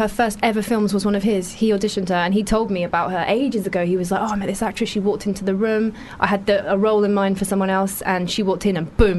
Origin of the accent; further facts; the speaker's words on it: London, United Kingdom; I grew up in Broccoli in South London.